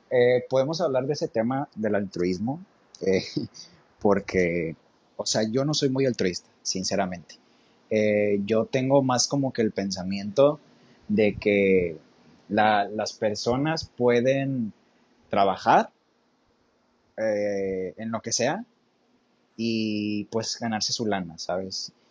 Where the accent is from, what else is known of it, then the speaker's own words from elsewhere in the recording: United States; Spanish is a second language; O sea, yo pues siendo gringo no me daría cuenta, ¿verdad?